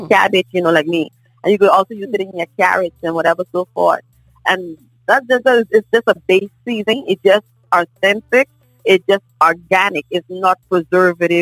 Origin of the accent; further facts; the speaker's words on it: Nassau, New Providence, Bahamas; now in Orlando, United States; I'm originated from Nassau, Bahamas, which is called New Providence. I now reside at Orlando, Florida